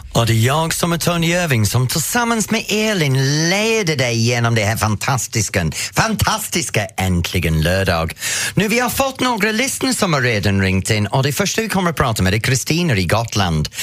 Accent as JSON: {"language": "Swedish", "region": "England", "country": "United Kingdom", "second_language": "Swedish", "moved": "yes", "lives_now": "Sweden", "said": "som engelsman, eller som jag måste säga, som före detta engelsman, för jag är faktiskt svensk medborgare nu"}